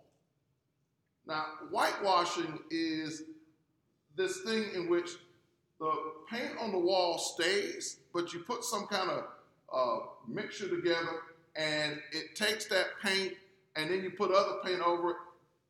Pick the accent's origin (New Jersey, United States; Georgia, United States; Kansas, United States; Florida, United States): Georgia, United States; Gray; growing up in Gray, Georgia